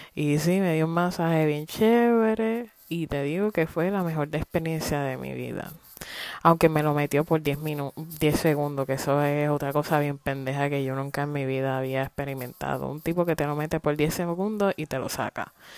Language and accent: Spanish; Puerto Rico; moved away as an adult; now in United States; Puerto Rico ni la historia de nosotros